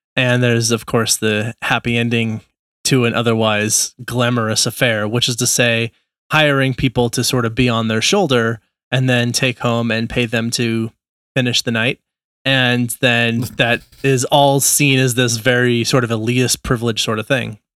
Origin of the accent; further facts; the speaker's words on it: Nebraska, United States; I was born in Nebraska.